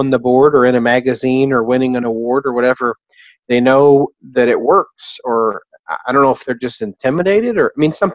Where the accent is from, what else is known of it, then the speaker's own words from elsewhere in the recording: Jefferson City, Missouri, United States; moved back home, vowed to never move back home to my hometown